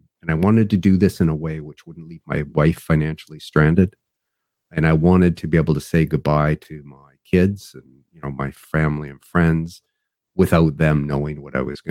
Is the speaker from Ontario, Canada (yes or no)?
no; Vancouver, British Columbia, Canada; I was born in Vancouver, British Columbia, Canada